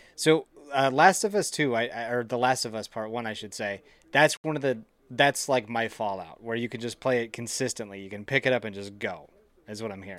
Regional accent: Central Wisconsin, United States; born and raised Central Wisconsin

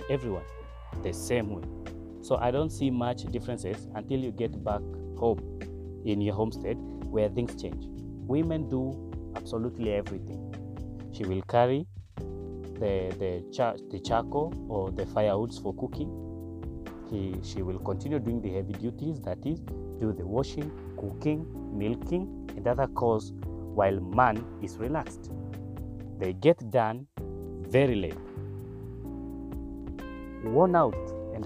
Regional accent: Turkana County, Kenya; Growing without a father in a pastoralist community, in Turkana specifically

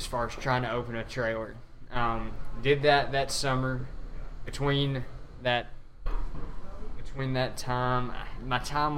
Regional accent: Dresden, Tennessee, United States; Dresden, Tennessee, which is my hometown

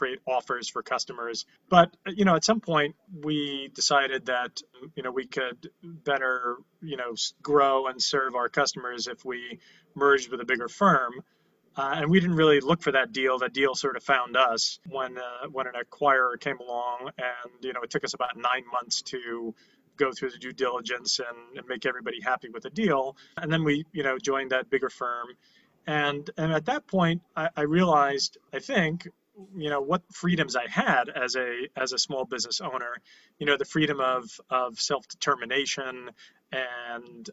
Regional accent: New York City, New York, United States; I was born in Canarsie, Brooklyn.

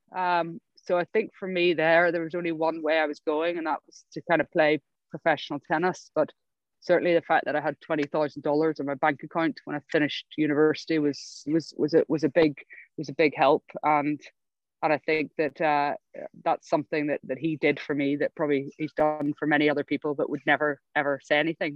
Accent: Ireland; moved away as an adult; also born or lived in Berkeley, California; now in United Kingdom; as an Irish tennis player

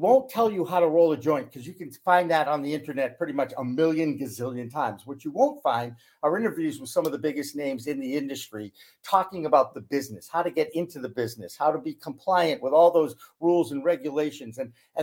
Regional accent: Newton, Massachusetts, United States; also born or lived in Newark, New Jersey / Portland, Maine; Boston, which is my hometown

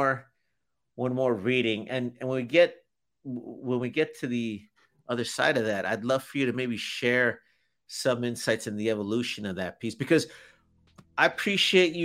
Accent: Chicago, Illinois, United States; now in Texas, United States; I grew up in Chicago, and when I got here and they kept saying the frontage road

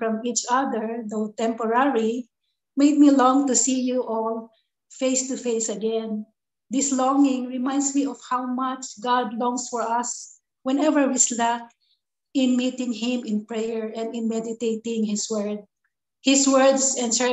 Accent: Philippines; moved away as an adult; now in Vietnam; from the Philippines

